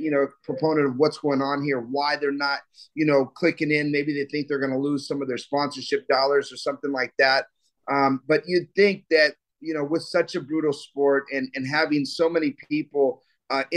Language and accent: English; United States; we're from the United States of America